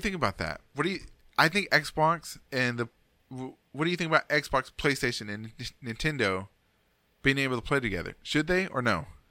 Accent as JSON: {"language": "English", "country": "United States", "said": "I'm American, man. I'm a big American"}